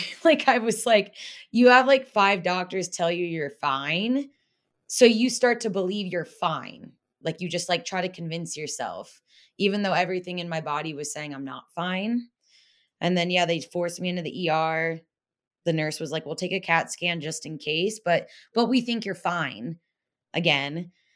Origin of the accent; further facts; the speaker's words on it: Pennsylvania, United States; moved away as an adult; I grew up in Pennsylvania, like Amish country pretty much